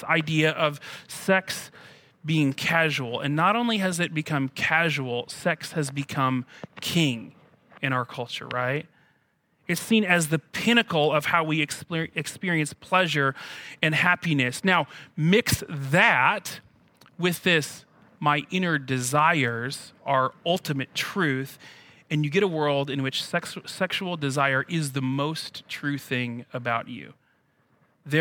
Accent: United States; as an American

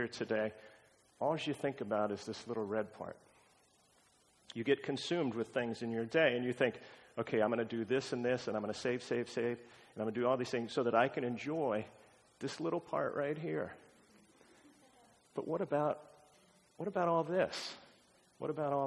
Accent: Pacific Northwest, Washington, United States; moved away as an adult; also born or lived in Montana / Honolulu, Hawaii; Washington State is where we hail from.

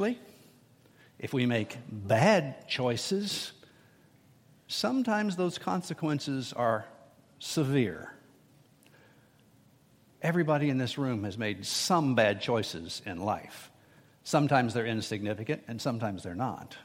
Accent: United States; I was born in America

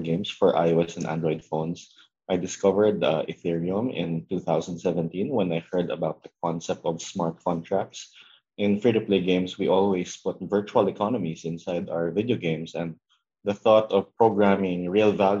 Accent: Philippines; my home country in the Philippines

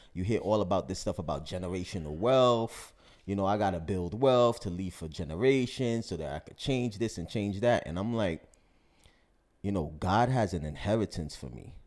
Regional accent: New York City, New York, United States; me being African-American, you know, growing up in New York City

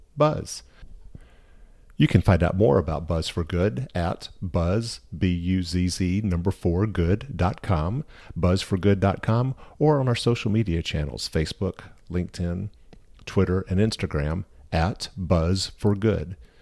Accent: Birmingham, Alabama, United States; I am delighted to be here in my hometown of Birmingham, Alabama

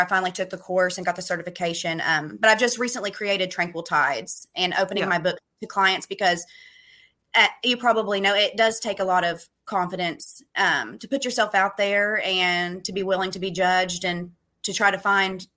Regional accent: Ashland, Kentucky, United States; also born or lived in Louisville, Kentucky; I was born in Ashland, Kentucky, which is a really small town in Kentucky.

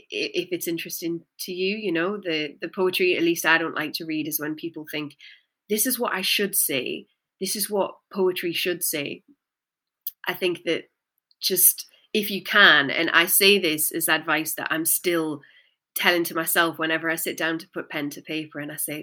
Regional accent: Newcastle, North East England, United Kingdom; I'd had such a chip on my shoulder about being from the Northeast, because I'm from Newcastle. And, you know, my accent's kind of not deliberately cleaned itself up over the years.

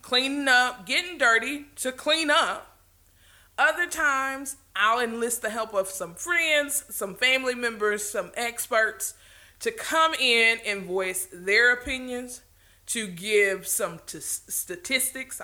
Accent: the South, Southern United States, United States; accent: Southern; I'm a little bit Southern, so there may be some things that I say that you really don't understand

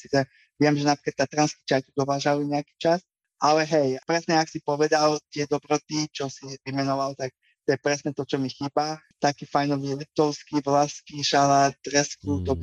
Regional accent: Slovakia; moved away as an adult; also born or lived in England; now in Canberra, Australia; ja som srdcom Slovák a vždy Slovak budem, aj keď budem žiť milión rokov

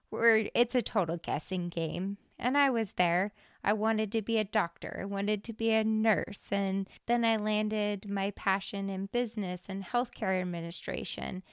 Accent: Hermiston, Oregon, United States; I was born and raised in Hermiston, Oregon

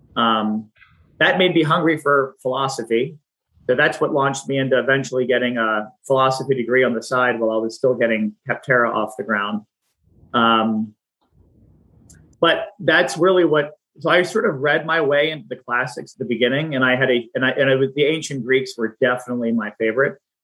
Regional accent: Pennsylvania, United States; moved away as an adult; also born or lived in Washington, D.C. area; I'm from the Pennsylvania area

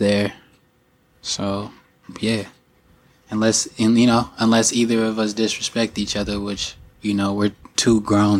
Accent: Pasadena, California, United States; also born or lived in Inland Empire, California; And then I moved from Pasadena to Inland Empire.

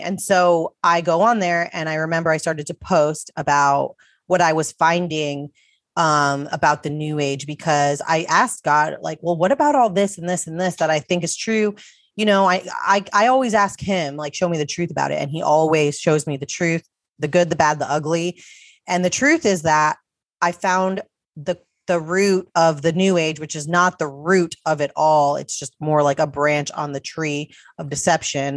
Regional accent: United States; I was born in America

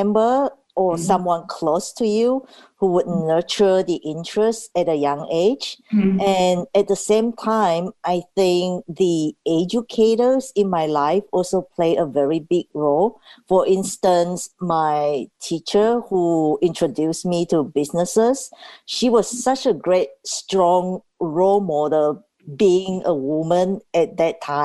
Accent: Tanzania; now in Seattle, United States; when I was growing up in Tanzania

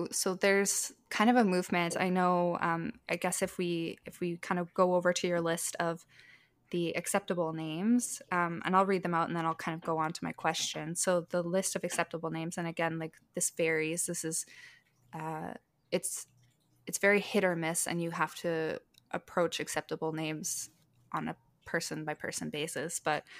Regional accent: Canada; but I am First Nations. So I'm technically an Indian so far as the Canadian government considers me.

